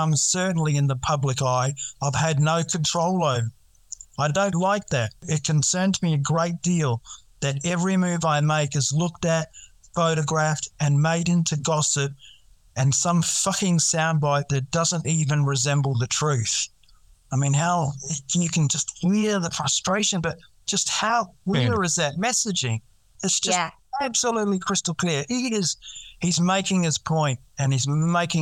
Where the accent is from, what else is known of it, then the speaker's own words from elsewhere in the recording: New Zealand; now in Australia; I am from New Zealand, grew up in New Zealand, came over in the 90s